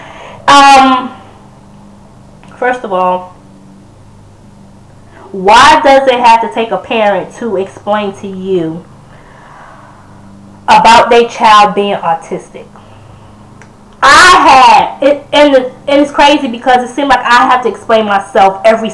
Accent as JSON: {"language": "English", "region": "New Yorker", "country": "United States", "moved": "yes", "said": "I still consider myself as a New Yorker"}